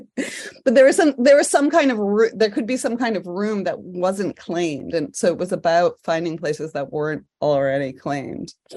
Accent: New York City, New York, United States; I grew up in New York City

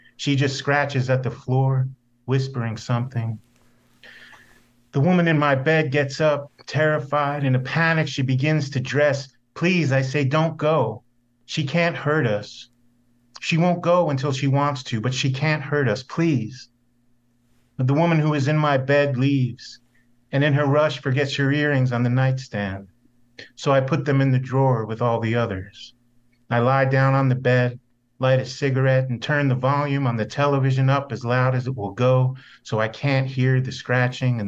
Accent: New Jersey, United States; moved away; I grew up in North Jersey, right outside of Manhattan

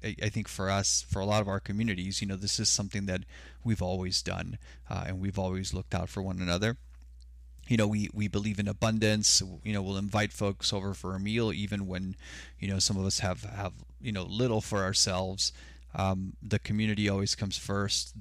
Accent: Sonora, Mexico; now in Tucson, United States; I was born in Mexico, so I identify as Mexicano. Uh, my mom and I immigrated to the U S in the late nineteen eighties

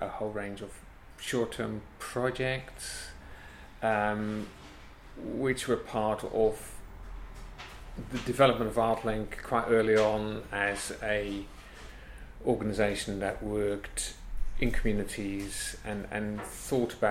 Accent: near The Hague, South Holland, Netherlands; moved away; I grew up in Holland, near The Hague

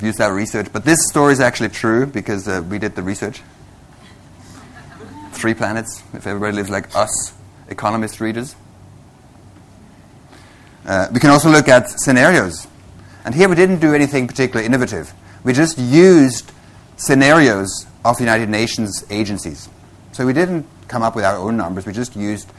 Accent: Switzerland; moved away as an adult; also born or lived in Vancouver, British Columbia; I come originally from Switzerland

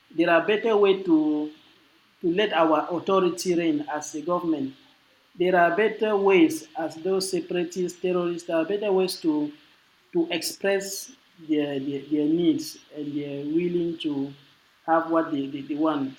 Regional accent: Francophone Cameroon, Cameroon; I'm from the French-speaking part, so I speak French

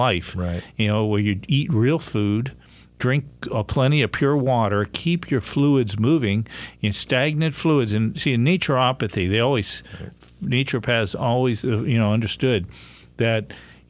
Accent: near Pittsburgh, Pennsylvania, United States; I grew up near Pittsburgh

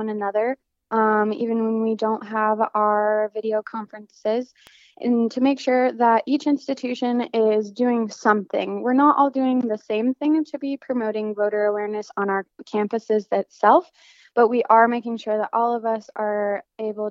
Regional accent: Denver, Colorado, United States; moved away as an adult; now in Las Cruces, United States; I am from Denver, Colorado, and so I'm registered to vote in Colorado

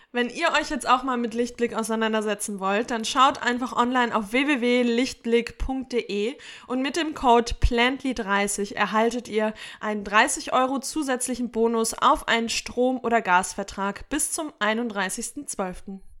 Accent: Sauerland, North Rhine-Westphalia, Germany; moved away; wie zum Beispiel im Sauerland, meiner Heimat.

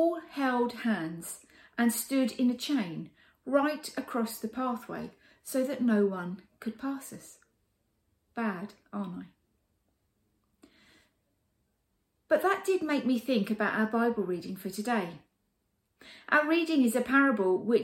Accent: United Kingdom; Being British

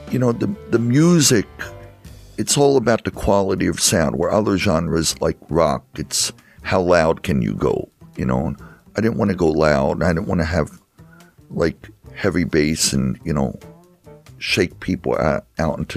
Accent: Easton, United States; I grew up in Easton

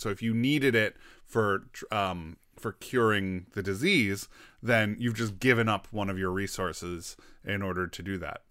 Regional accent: United States; I'm an American

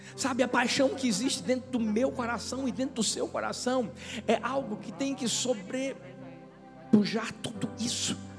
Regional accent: São Paulo, Brazil; now in Paulista, Brazil; Tem gente que me viu crescer aqui, Bruninha. Crescemos juntos lá já em São Paulo

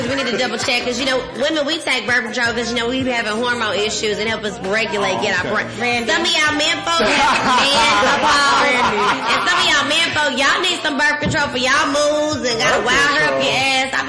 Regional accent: Dallas, Texas, United States; I am from Dallas. What it do, Texas?

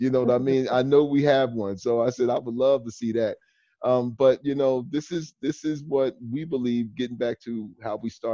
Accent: New Jersey, United States; moved away as an adult; now in Washington, D.C., United States; when I lived in New Jersey, which is my home state

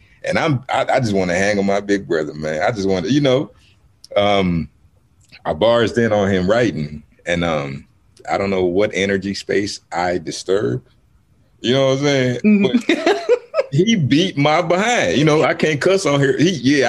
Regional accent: Houston, Texas, United States; also born or lived in Cameroon; I grew up, I was born in Cameroon. I grew up on the south side of Houston, Texas, and I've been a nomad my whole life.

